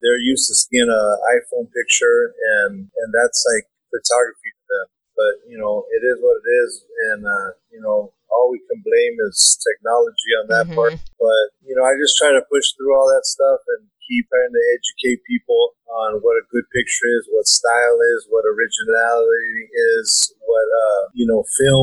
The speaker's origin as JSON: {"language": "English", "town": "Los Angeles", "region": "California", "country": "United States", "tie": "born or raised there", "said": "I'm a photographer and director, born and raised in Los Angeles"}